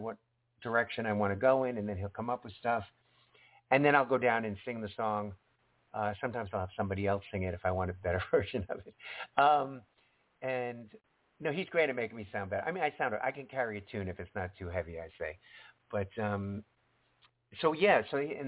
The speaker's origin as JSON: {"language": "English", "area": "Long Island", "region": "New York", "country": "United States", "tie": "born or raised there", "moved": "yes", "said": "I lived in New York City for 5 years and I grew up on Long Island"}